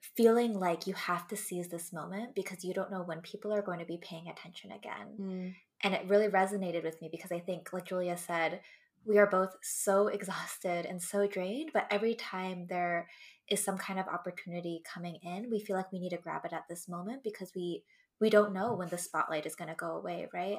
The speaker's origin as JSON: {"language": "English", "region": "West Coast", "country": "United States", "tie": "born or raised there", "first_language": "English", "said": "I grew up in the West Coast"}